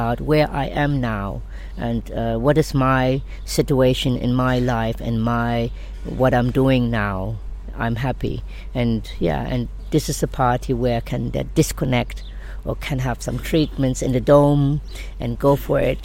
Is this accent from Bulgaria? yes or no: no; Germany; moved away as an adult; now in Ibiza, Spain; I'm from Germany. So I born there.